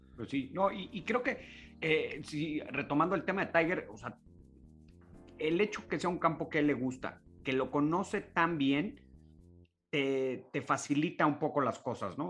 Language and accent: Spanish; Mexico; nosotros como, como mexicanos